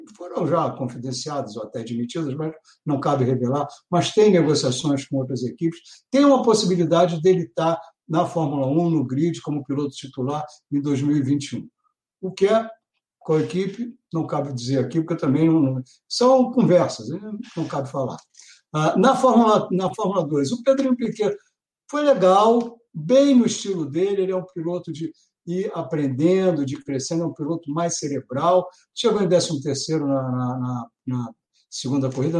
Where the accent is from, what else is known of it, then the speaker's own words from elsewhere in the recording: Brazil; como brasileiro